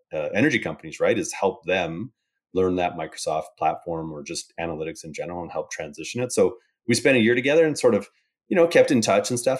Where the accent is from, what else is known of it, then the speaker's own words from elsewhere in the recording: Calgary, Alberta, Canada; also born or lived in Boston; I'm from Calgary, Canada, uh, grew up here